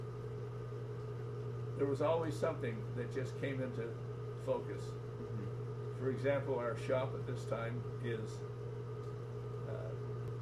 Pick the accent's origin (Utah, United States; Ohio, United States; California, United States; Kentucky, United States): Utah, United States; Salt Lake City; Downtown Salt Lake. 7th South, 8th East